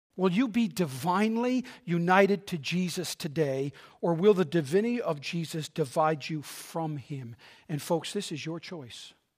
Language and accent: English; Newfoundland and Labrador, Canada; I'm from Newfoundland